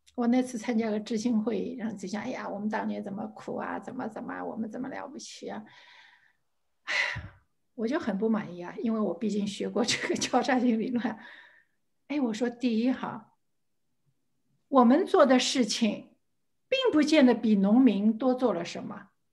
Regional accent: Shanghai, China; 我在上海出生，上海长大

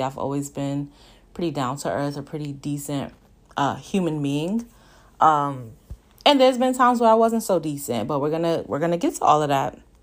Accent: Brooklyn, New York, United States; growing up in Brooklyn

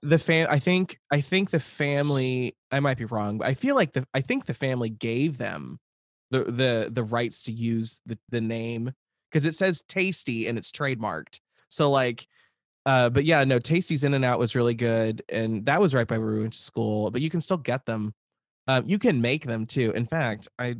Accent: Lincoln, Nebraska, United States; moved away; growing up in Lincoln

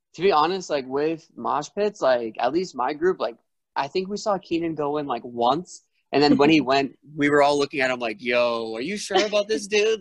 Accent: Rhode Island, United States; moved away as an adult; now in Arizona, United States; I'm from I'm from Rhode Island and when I went to ASU

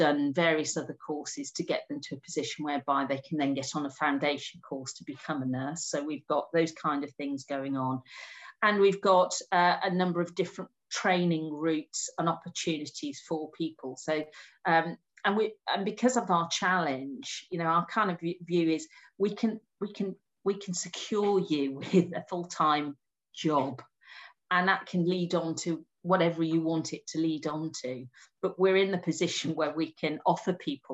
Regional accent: Wolverhampton, West Midlands, United Kingdom; I'm a woman from Wolverhampton

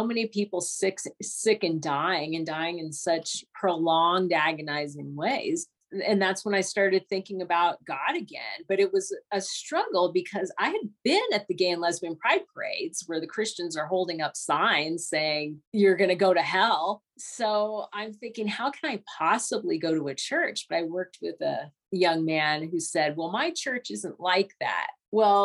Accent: Southern California, United States; I'm from Southern California

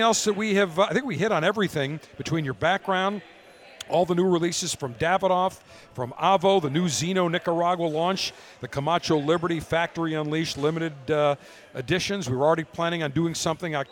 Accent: Buffalo, New York, United States; moved away as an adult; also born or lived in Baltimore; I grew up in Buffalo

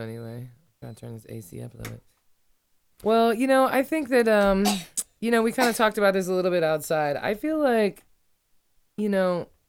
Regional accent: Ireland; I'm Irish. I'm honest, you know?

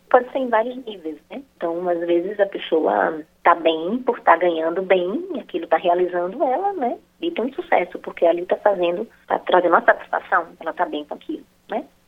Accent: Bahia, Brazil; sou baiana

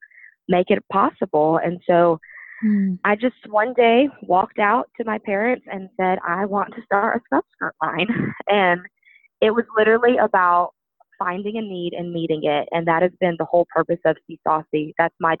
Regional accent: Baton Rouge, Louisiana, United States; moved away as an adult; now in St. Louis, United States; I'm originally from Baton Rouge, Louisiana, but I relocated to St. Louis, Missouri

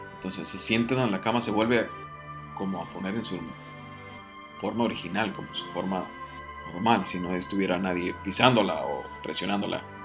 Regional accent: Mexico; decimos aquí en México

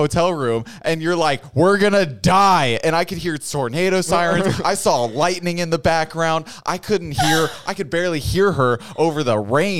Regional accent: Midwest, United States; moved away; As a Midwesterner

